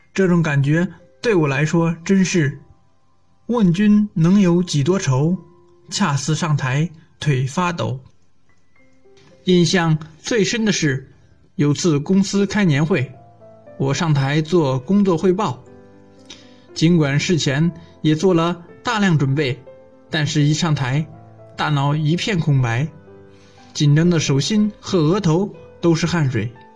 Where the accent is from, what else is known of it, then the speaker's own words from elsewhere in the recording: Luoyang, Henan, China; 我来自河南洛阳，目前就职于中福石油集团，担任加油站站长一职